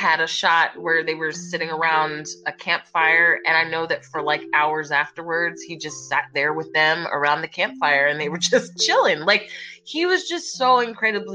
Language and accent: English; Philadelphia, Pennsylvania, United States; my hometown and just kind of chilling with the Philly people